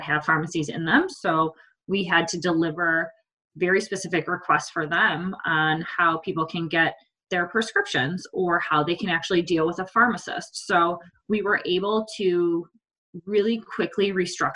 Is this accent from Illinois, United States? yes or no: yes; Chicago suburbs, Illinois, United States; also born or lived in London; I grew up in the Chicago suburbs